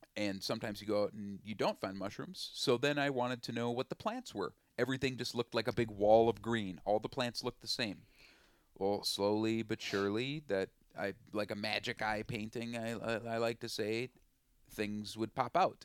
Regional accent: Willmar, Minnesota, United States; also born or lived in Twin Cities, Minnesota; I'm from Wilmer, Minnesota

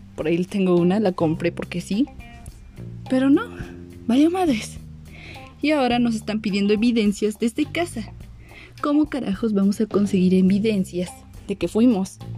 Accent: Mexico; yo soy de México

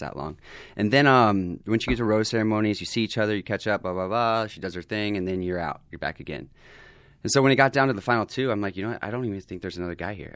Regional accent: the South, United States; moved away as an adult; now in Los Angeles, United States; I'm this guy from the South

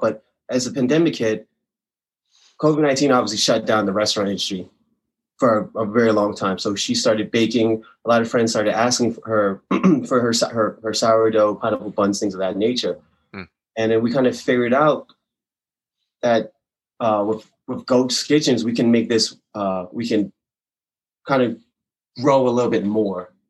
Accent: Maryland, United States; moved away as an adult; now in Longmont, United States; I'm from Maryland, born and raised

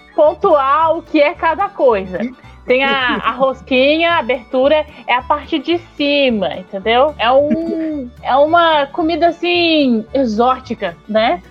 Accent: Santa Catarina, Brazil; Eu sou catarinense

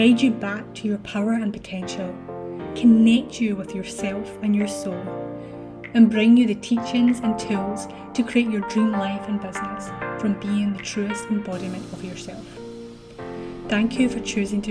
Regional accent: Scotland, United Kingdom; I was born in a hospital in my hometown, and then I was rushed in the ambulance to a hospital in Glasgow

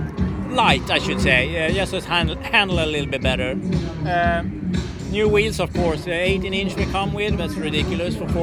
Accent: Sweden; moved away as an adult; also born or lived in Tennessee / Florida / San Diego; now in Panama City, United States; When I grew up back in Sweden

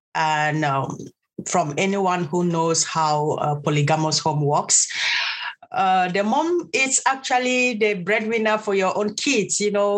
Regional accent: Bamenda, North-West Region, Cameroon; moved away as an adult; also born or lived in Ghana / Italy; now in Cork, Ireland; I'm originally from southern Cameroon. Today we call it Ambazonia. I was born in Bamenda, and in a little village called Nkwen. My dad is from Bafut and my mom is from Nkwen. But I literally grew up at my phone Nkwen in Bamenda.

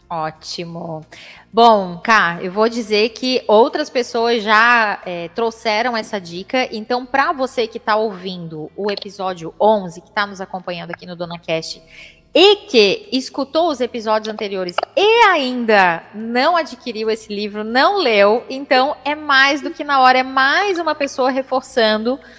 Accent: São Paulo, Brazil; Eu não, eu sou de São Paulo

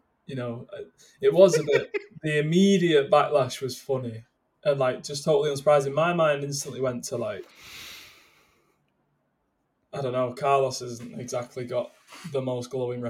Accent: United Kingdom; because we're British.

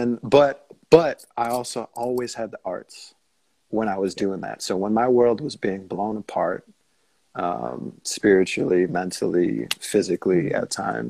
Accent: Minneapolis, Minnesota, United States; moved away as an adult; also born or lived in Seattle; now in Maine, United States; I grew up in Minneapolis

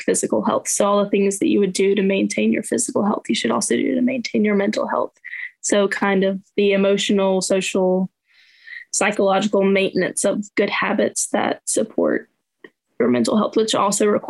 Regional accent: North Carolina, United States; I'm from North Carolina.

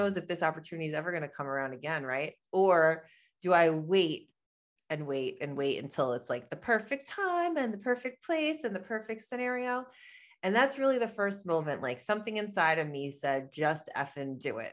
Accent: New York, United States; I am from New York, that's where I am right now. I live in Long Island

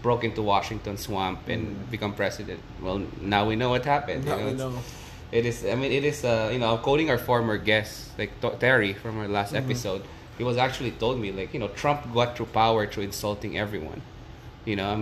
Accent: Philippines; now in United States; my home country, the Philippines

